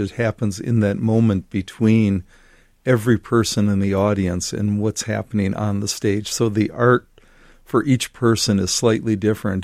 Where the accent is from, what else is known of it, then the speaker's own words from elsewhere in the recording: Washington Island, Wisconsin, United States; I grew up in Washington Island, Wisconsin.